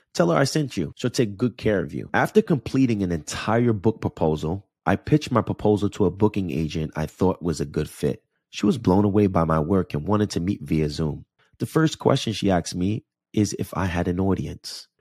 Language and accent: English; Jersey City, New Jersey, United States; now in Los Angeles, United States; Jersey City, New Jersey is my hometown